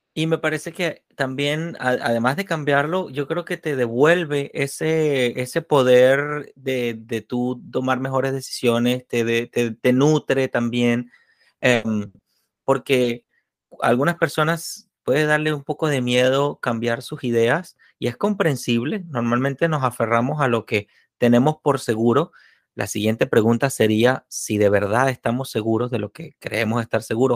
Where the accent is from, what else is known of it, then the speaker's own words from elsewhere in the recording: Venezuela; moved away; la conozco de mi tierra natal